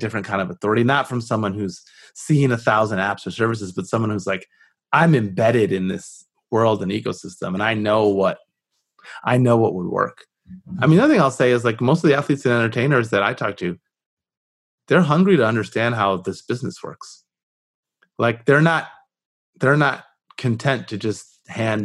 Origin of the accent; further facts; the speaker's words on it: Southfield, Michigan, United States; I grew up just north of the city of Detroit